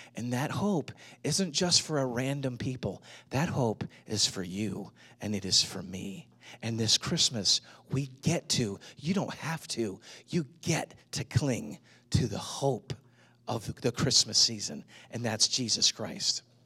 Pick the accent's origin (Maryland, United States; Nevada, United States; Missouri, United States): Missouri, United States; St. Louis; now in Atlanta, United States; I grew up in Saint Louis